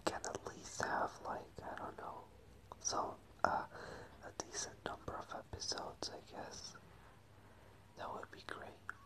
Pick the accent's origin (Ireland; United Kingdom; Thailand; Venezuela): Venezuela; English is a second language; moved away as an adult; now in Madrid, Spain; I moved here from Venezuela. I lived there my whole life. I was born there.